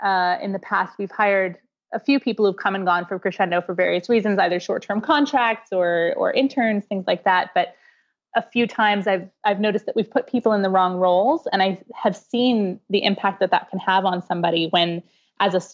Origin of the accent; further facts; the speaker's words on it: Canada; I'm Canadian